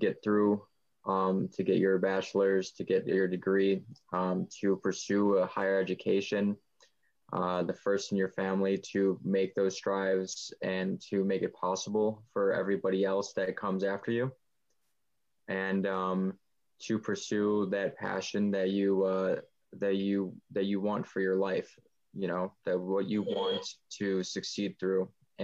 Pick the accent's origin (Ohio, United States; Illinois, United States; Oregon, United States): Illinois, United States; Buffalo Grove; I'm from Buffalo Grove